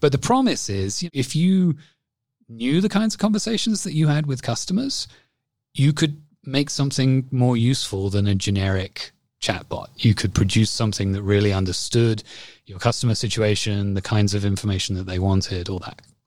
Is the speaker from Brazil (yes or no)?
no; England, United Kingdom; accent: English; moved away as an adult; also born or lived in Toronto, Canada; now in Canada; I lived here for eighteen months and then went back to the U K, which is where my family's from. And so that's why I sound like I do. Hopefully, I still sound English